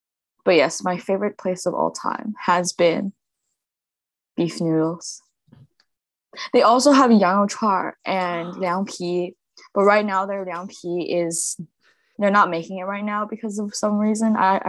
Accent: Lanzhou, Gansu, China; born or raised there; now in Waterloo, Canada

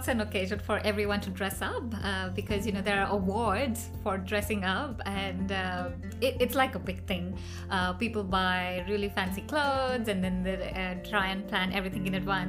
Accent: India; moved away as an adult; now in Melbourne, Australia; I come from India, which is a chai nation.

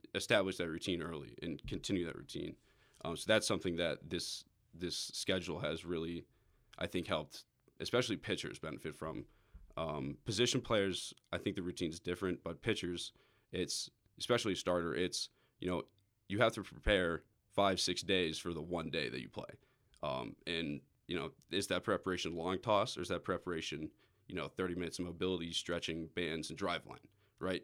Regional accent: Atlanta, Georgia, United States; I'm a right-handed pitcher from Atlanta, Georgia.

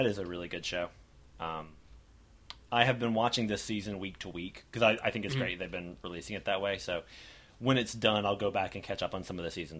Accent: United States; we're all American, sadly.

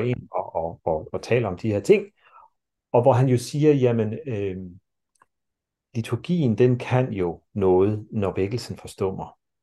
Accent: Denmark; sådan som vi er som mennesker i dag, som danskere i dag

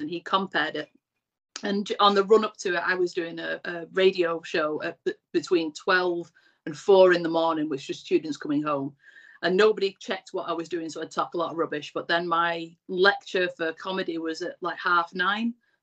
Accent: Bury Bolton, North West England, United Kingdom; I was from Bury Bolton.

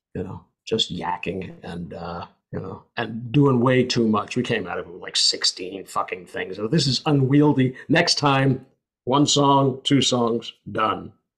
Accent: United States; I'm an American

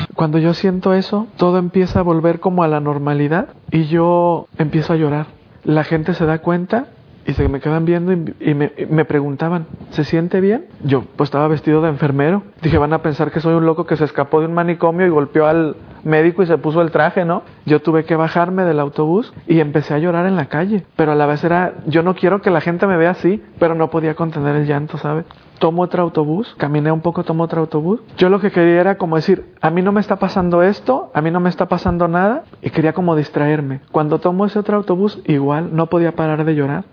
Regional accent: Diocese of Guadalajara, Jalisco, Mexico; en el seminario de mi, de mi diócesis en Guadalajara, México.

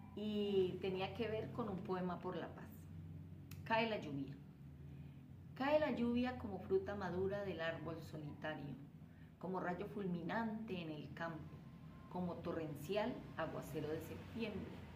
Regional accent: Cali, Valle del Cauca, Colombia; soy una escritora caleña en ciernes

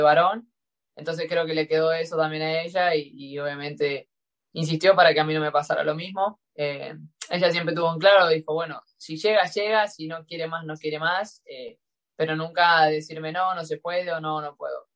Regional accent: Rosquín, Santa Fe, Argentina; moved away; en el club Juventud Unida de Rosquín Club, de donde es mi pueblo, que es Rosquín

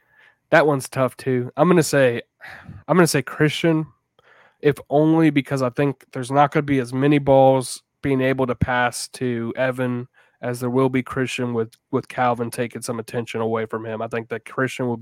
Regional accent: Jacksonville, Florida, United States; I grew up in Jacksonville

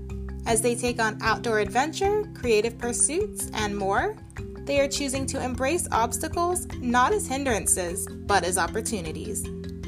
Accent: East Coast, United States; I grew up not too far on the East Coast from where they had snowboarding

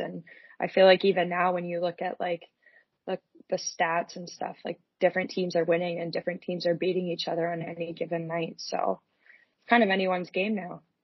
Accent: Whitby, Ontario, Canada; moved away as an adult; in my senior year, I switched to Whitby so that I could actually play for my hometown

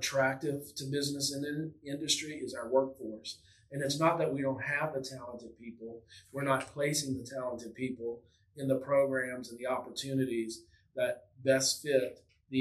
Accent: Louisiana, United States; someone born and raised in Louisiana

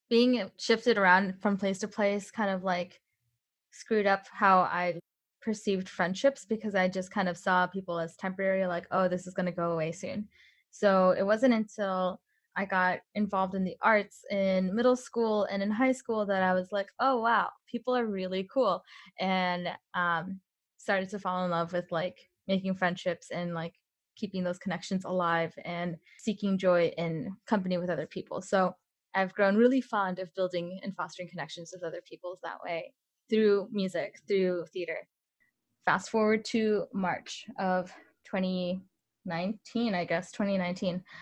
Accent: Illinois, United States; also born or lived in Mexico; I grew up in Northern Illinois. I moved around a lot when I was really young.

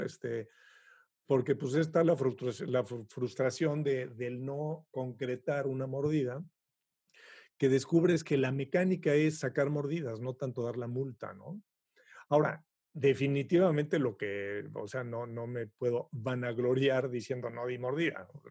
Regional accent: Mexico; moved away as an adult; now in Montreal, Canada; yo, como buen mexicano, pues he pasado por todas las circunstancias típicas

